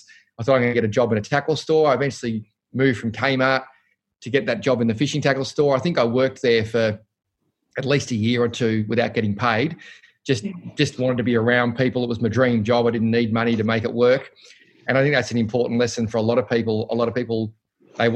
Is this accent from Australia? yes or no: yes; Cranbourne, Victoria, Australia; we grew up in Cranbourne, St Agatha's, and went to St Francis Xavier